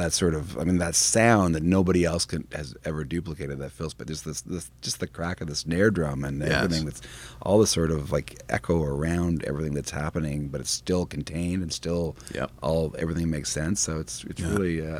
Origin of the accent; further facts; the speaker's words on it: Canada; As a Canadian that grew up in the public school system